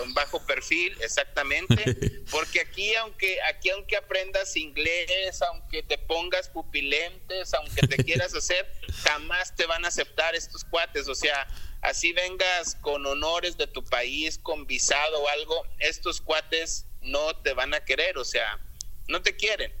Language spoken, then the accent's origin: Spanish; León, Guanajuato, Mexico; moved away as an adult; now in United States; la ciudad de donde soy, León, Guanajuato